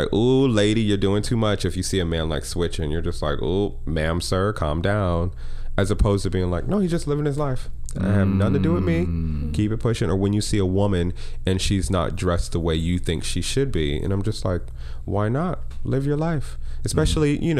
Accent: Connecticut, United States; moved away; I grew up in Connecticut, working at the JCC now and then

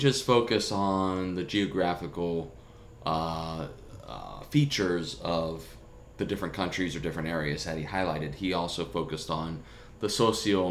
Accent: United States; we Americans

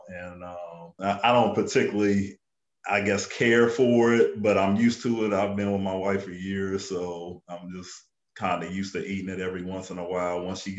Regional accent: Columbus, Ohio, United States; I grew up on the south side of Columbus

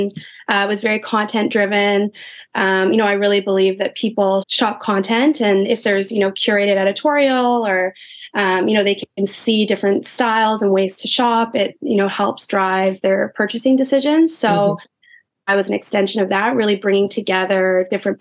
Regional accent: Winnipeg, Manitoba, Canada; moved away as an adult; now in New York, United States; growing up in Winnipeg, which Alia and I are both actually from Winnipeg

